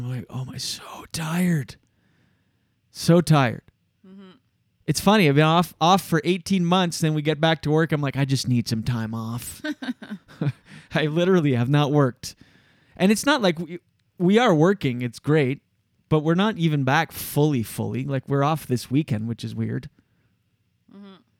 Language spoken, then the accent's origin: English; Moncton, New Brunswick, Canada; moved away; also born or lived in Gatineau; We're both from Moncton